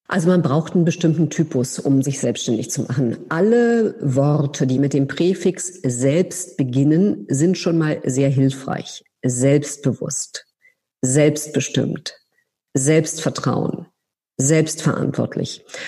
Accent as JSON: {"language": "German", "region": "Berlin", "country": "Germany", "also_born_or_lived": "France / United States", "moved": "as an adult", "said": "nicht als Deutsche oder als Berlinerin"}